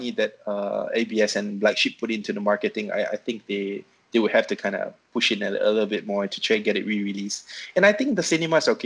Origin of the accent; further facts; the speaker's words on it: Malaysia; moved away as an adult; now in Manila, Philippines; I'm originally from Malaysia, but I spent my entire almost my entire adult life here in Manila